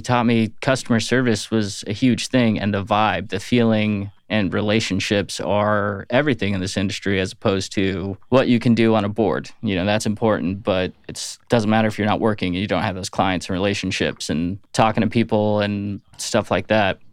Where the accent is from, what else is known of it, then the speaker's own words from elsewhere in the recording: Atlanta, Georgia, United States; also born or lived in Florida / Phoenix / Los Angeles / Michigan; now in Nashville, United States; I did most of my young upbringing in Atlanta